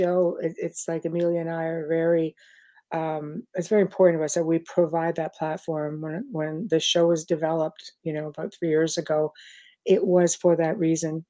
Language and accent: English; Canada; now in New Orleans, United States; I'm actually Canadian